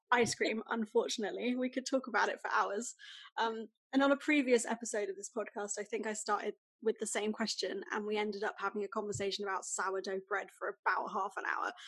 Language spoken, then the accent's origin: English; United Kingdom; as a British person